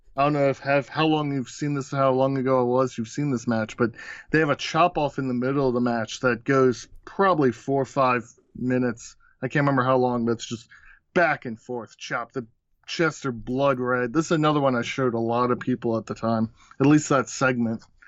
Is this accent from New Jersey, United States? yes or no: no; Baltimore, Maryland, United States; I'm from Baltimore, so it, we were a W C W town